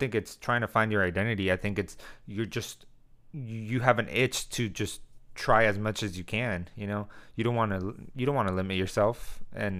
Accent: El Centro, California, United States; also born or lived in Arizona; El Centro, in my hometown.

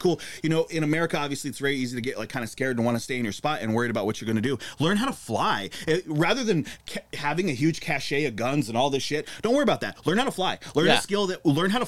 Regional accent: Great Falls, Montana, United States; I grew up in Great Falls, Montana

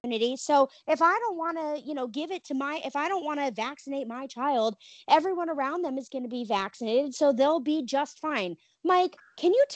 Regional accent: Thailand; now in United States; I was born in Thailand

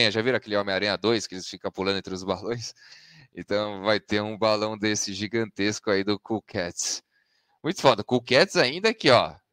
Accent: Brazil; como bons brasileiros, sempre tomamos o geoblock, né? Então, pra gente ainda não liberou, né?

